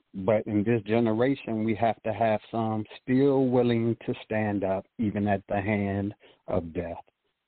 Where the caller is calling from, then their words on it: Petersburg, Virginia, United States; I'm calling from Petersburg, Virginia.